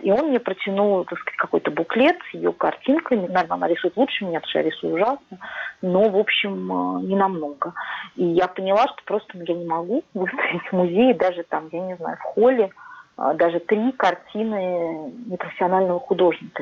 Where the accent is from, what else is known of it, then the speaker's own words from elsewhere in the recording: Moscow, Russia; now in Switzerland; я из России, что я из Москвы